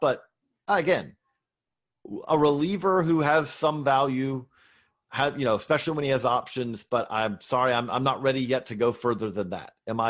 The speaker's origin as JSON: {"language": "English", "region": "Georgia", "country": "United States", "tie": "born or raised there", "said": "I grew up in Middle Georgia."}